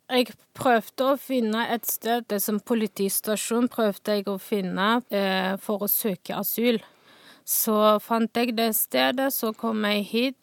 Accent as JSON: {"language": "Norwegian", "region": "Northwest China", "country": "China", "second_language": "Norwegian", "moved": "yes", "lives_now": "Stavanger, Norway", "said": "jeg kommer fra Nordvest i Kina."}